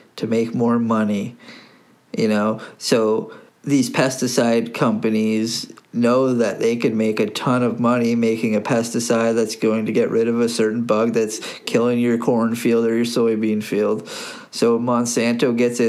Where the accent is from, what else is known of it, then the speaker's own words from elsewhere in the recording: Burgessville, Ontario, Canada; natural Burgessville honey, just honey from my hometown